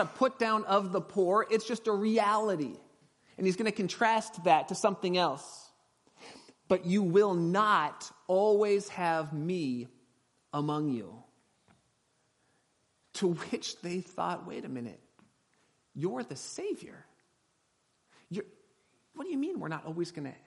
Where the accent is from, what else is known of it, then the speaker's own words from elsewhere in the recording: Southern California, United States; moved away; grew up in my hometown with me back in Southern California